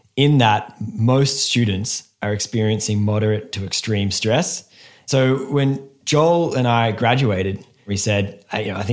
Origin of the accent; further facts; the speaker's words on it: Australia; we're from the opposite side of the world, Australia